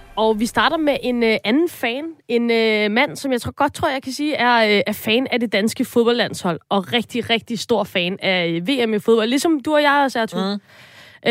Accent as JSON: {"language": "Danish", "town": "Copenhagen", "region": "Capital Region of Denmark", "country": "Denmark", "said": "jeg er fra København"}